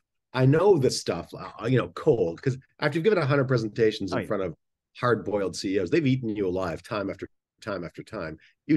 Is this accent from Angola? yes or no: yes; Angola; also born or lived in Canada; I grew up in Angola. Well, I was born in Canada. and moved to the civil war in Angola when I was a kid.